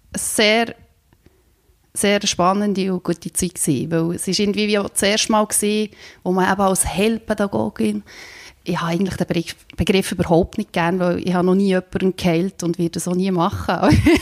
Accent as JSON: {"language": "German", "region": "Bern", "country": "Switzerland", "tie": "born or raised there", "also_born_or_lived": "Slovenia", "moved": "as an adult", "said": "ich bin äh, in Bern aufgewachsen, in einem Dorf"}